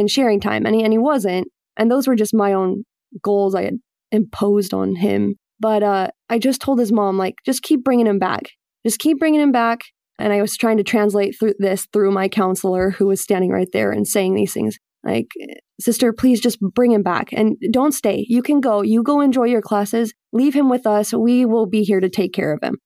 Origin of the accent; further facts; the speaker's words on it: Mesa, Arizona, United States; moved away as an adult; also born or lived in Utah / Buffalo, New York; now in Boston, United States; I grew up in Arizona, Mesa, Arizona, which is kind of like a mini Utah